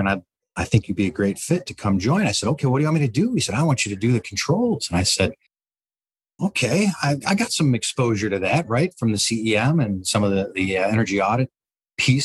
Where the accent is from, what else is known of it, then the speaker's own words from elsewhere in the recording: Detroit, Michigan, United States; I grew up in Detroit, Michigan, a little bit north, Troy, Bloomfield Hills, that kind of area